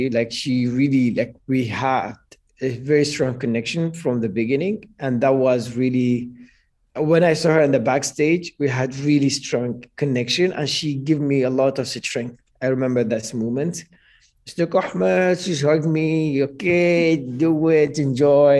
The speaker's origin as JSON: {"language": "English", "country": "Iraq", "tie": "born or raised there", "second_language": "English", "moved": "yes", "said": "my home country in Iraq"}